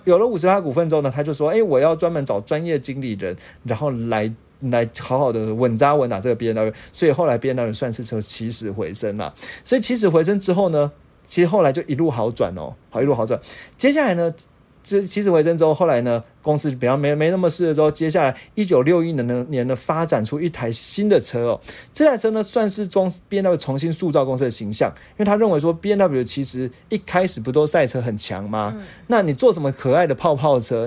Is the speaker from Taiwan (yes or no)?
yes; Taiwan; 我们台湾人